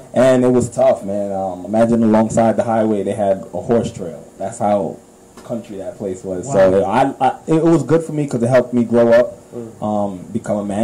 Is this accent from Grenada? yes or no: yes; Grenada; I'm from Grenada